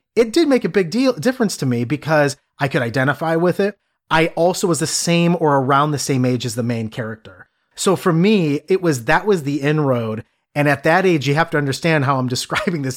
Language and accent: English; Cleveland, Ohio, United States; growing up in the Midwest. I'm from Cleveland